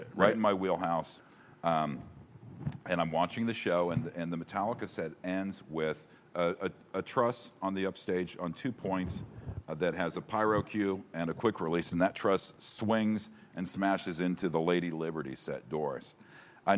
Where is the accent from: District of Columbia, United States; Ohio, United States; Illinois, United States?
Ohio, United States; Cincinnati; Born and raised in Cincinnati